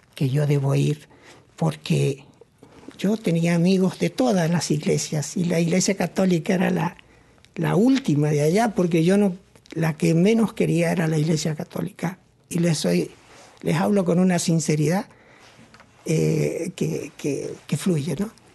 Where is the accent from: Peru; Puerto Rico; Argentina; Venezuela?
Argentina; moved away as an adult; now in Toronto, Canada; vengo de Argentina